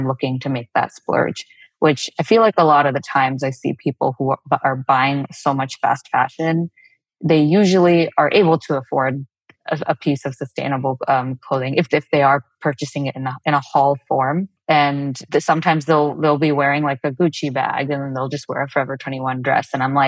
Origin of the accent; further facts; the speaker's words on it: South India, India; first language Telugu; English is a second language; Tega is a word in my mother tongue, Telugu, which is from the south of India